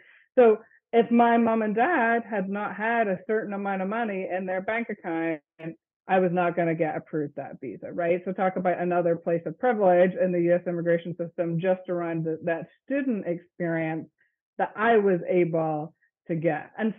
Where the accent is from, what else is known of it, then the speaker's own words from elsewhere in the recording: Northern Ireland, United Kingdom; moved away; I grew up in the Presbyterian Church in Ireland, and that was not a possibility for me to even actually be a member of a congregation there.